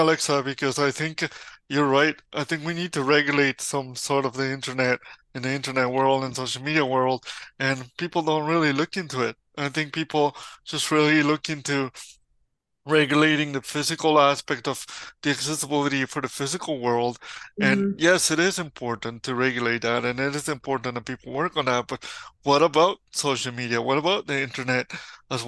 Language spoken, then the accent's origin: English; Mexico; moved away; I'm from Mexico